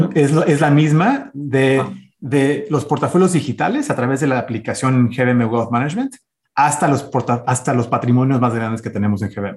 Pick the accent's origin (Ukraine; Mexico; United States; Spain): United States; nací, de hecho, en Estados Unidos. Soy el, primer gringo este, ciudadano nacido aquí en Estados Unidos.